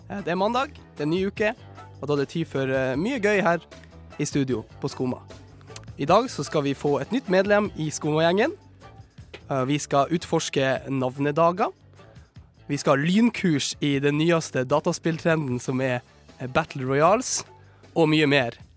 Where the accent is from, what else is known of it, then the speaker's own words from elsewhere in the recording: Sortland, Nordland, Norway; Hjembyen min